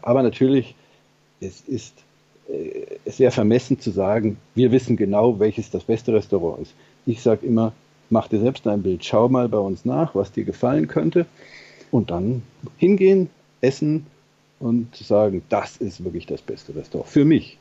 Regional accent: Germany; bei uns in Deutschland

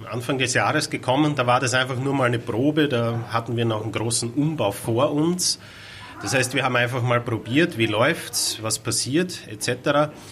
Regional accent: Styria, Austria; ich komme aus Österreich, aus der Steiermark. Äh, der Weg von der Steiermark nach Hamburg bin ich selbst mit dem Auto gefahren.

